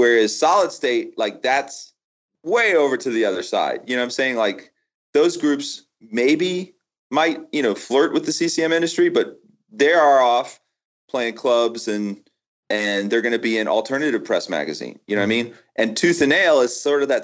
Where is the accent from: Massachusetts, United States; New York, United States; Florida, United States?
Florida, United States; I grew up in Florida, right? I had never known anything but Florida